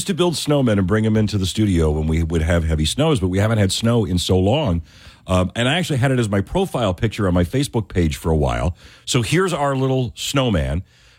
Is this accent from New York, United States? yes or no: yes; Buffalo, New York, United States; moved away; growing up where I grew up in Buffalo, where 2-3 feet of snow was not uncommon.